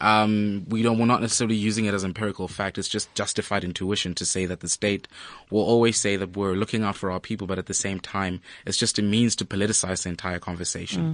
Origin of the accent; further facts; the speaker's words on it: Free State, South Africa; I was born and bred in the Free State